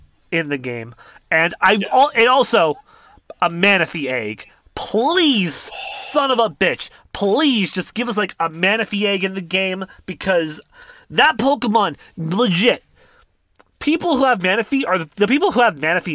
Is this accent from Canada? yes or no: yes; Canada; I'm Canadian